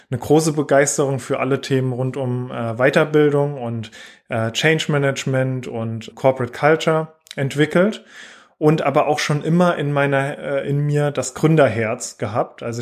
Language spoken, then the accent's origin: German; southwest Germany, Germany; Wie man auch hört, äh, komme ich so aus der Region, ähm, eher Richtung äh, im Süden äh, in Deutschland oder Südwesten.